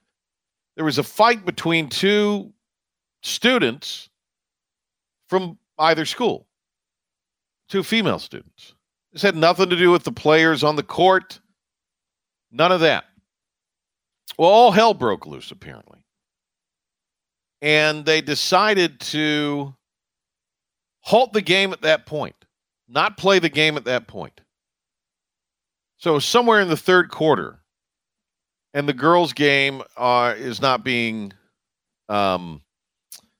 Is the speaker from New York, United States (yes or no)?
no; Kinston, North Carolina, United States; I grew up in Kinston.